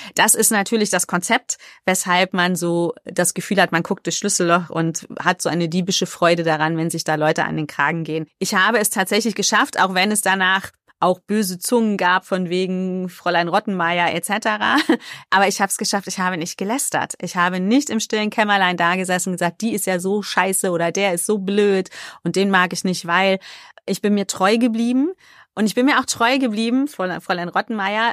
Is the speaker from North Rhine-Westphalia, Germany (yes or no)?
yes; Cologne, North Rhine-Westphalia, Germany; Ich bin ja eigentlich Kölnerin und wir Kölschen haben ja dieses Kölsche Grundgesetz